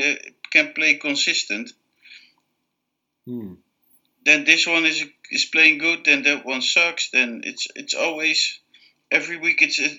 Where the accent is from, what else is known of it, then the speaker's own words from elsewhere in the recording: Cork, Munster, Ireland; Yes, born and raised in Cork in the south of Ireland